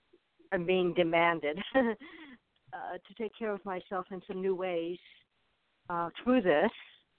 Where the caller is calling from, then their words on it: Arizona, United States; I'm in Arizona.